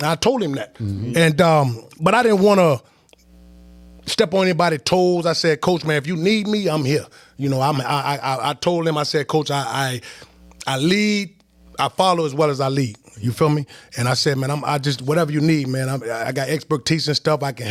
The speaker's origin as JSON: {"language": "English", "town": "Charlotte", "region": "North Carolina", "country": "United States", "tie": "born or raised there", "moved": "yes", "lives_now": "Richmond, United States", "said": "growing up in West Charlotte"}